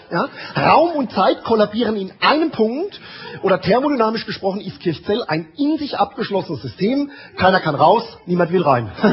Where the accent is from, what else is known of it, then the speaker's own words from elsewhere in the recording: Amorbach, Bavaria, Germany; bin geboren, aufgewachsen in Amorbach